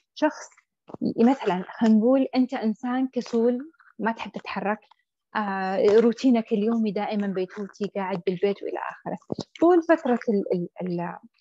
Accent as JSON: {"language": "Arabic", "country": "Saudi Arabia", "said": "عندنا في السعوديه"}